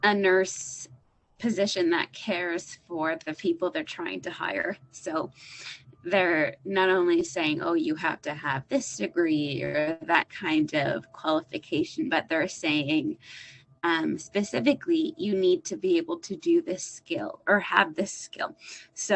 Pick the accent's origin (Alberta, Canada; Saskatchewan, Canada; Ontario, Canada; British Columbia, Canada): Ontario, Canada; Toronto; I'm a nurse from Toronto, Canada.